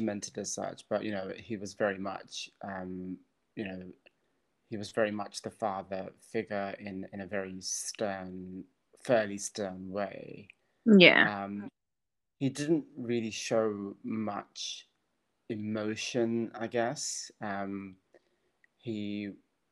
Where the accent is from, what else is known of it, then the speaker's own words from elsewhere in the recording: Birmingham, West Midlands, United Kingdom; now in Cayman Islands; Growing up in Birmingham, in the family home